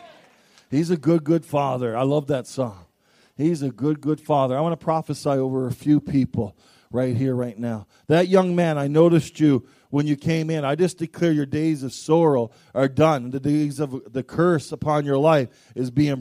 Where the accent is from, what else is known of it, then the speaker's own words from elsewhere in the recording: Canada; I am Canadian. I love being Canadian. I love my nation